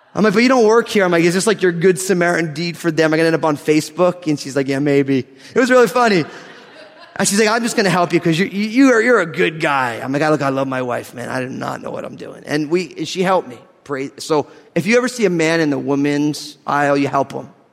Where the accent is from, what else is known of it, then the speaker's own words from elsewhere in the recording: New Jersey, United States; I'm from New Jersey